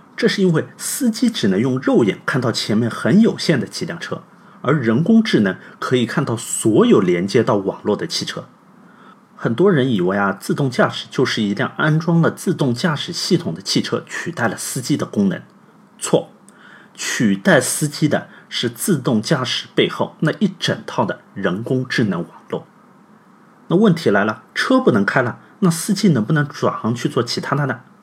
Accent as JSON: {"language": "Chinese", "country": "China", "said": "我们中国人"}